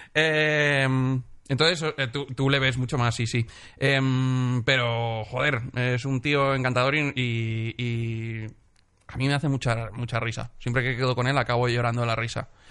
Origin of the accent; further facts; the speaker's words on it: Benidorm, Valencian Community, Spain; moved away; en mi pueblo hay un festival de cine.